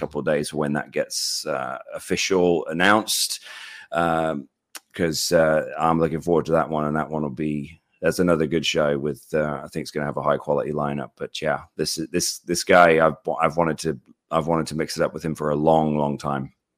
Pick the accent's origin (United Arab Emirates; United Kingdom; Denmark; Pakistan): United Kingdom; I'm British